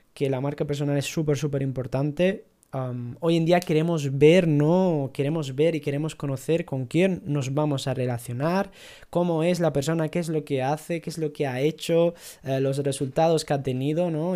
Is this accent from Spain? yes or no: yes; Ceuta, Spain; moved away as an adult; also born or lived in Italy; now in Granada, Spain; Yo soy de Ceuta, pero vivo en Granada desde hace 10 años y digamos que, bueno, vine a formarme, ¿no? A estudiar en la universidad